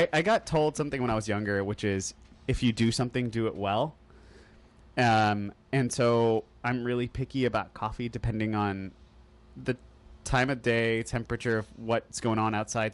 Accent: Oklahoma, United States; moved away; also born or lived in Texas; growing up in Oklahoma – like a little bit growing up and going

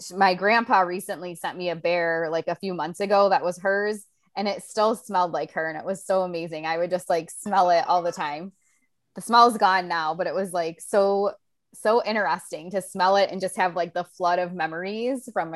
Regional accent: Ohio, United States; moved away as an adult; now in Florida, United States; growing up in Ohio

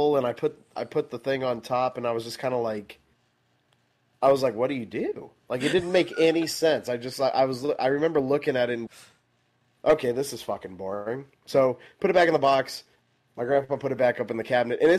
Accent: Midland, Texas, United States; now in Dallas, United States; I grew up in Midland for I lived there until like 2012, and then I moved to Dallas.

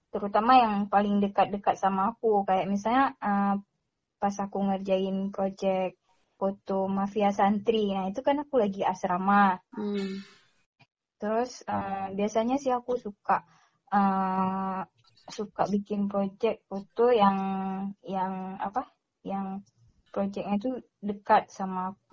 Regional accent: Aceh, Indonesia; cuman karena aku dari Aceh terus ke sana mereka juga kasih grant itu sebesar 7 juta setengah

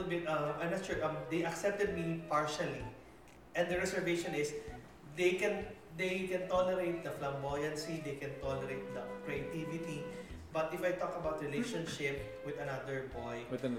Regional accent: Manila, Metro Manila, Philippines; born there; Like I was born in Manila, so I studied in a Catholic exclusive school for boys.

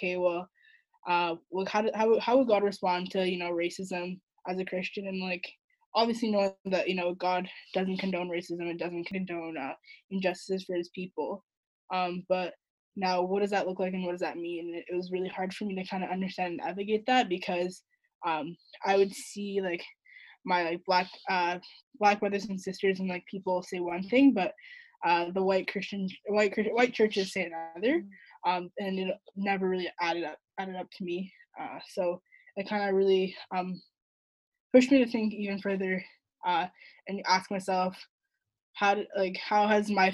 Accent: Vancouver, British Columbia, Canada; moved away as an adult; also born or lived in Edmonton; So I grew up in Vancouver on the west side. Lived there all 18 years of my life before I moved to Edmonton for school

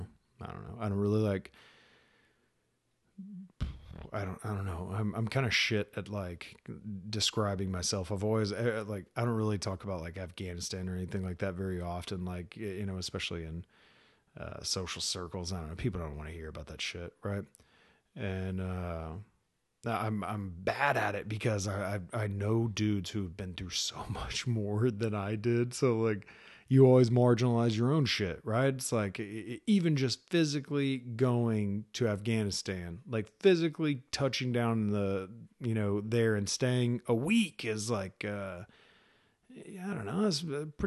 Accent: Dallas, Texas, United States; I was originally from Dallas, Texas, joined the Army when I was 22, moved to North Carolina.

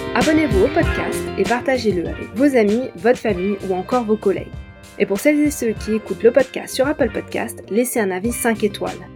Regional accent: France; je suis française

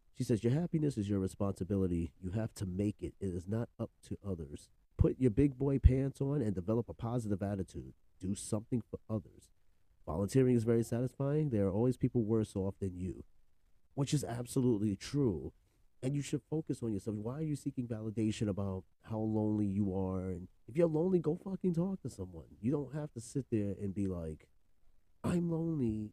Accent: New York, United States; I'm from New York, but you know the Bronx

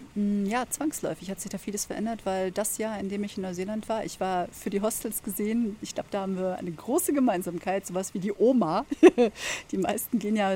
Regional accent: Germany; bei uns in Deutschland

